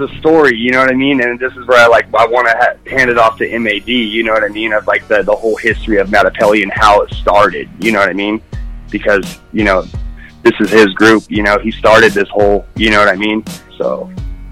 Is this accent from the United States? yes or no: yes; Mojave, California, United States; growing up in Mojave, California